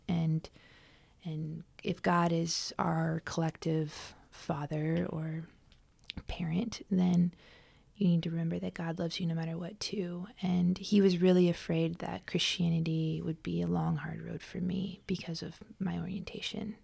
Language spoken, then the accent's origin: English; Southern California, United States; I grew up unchurched in Southern California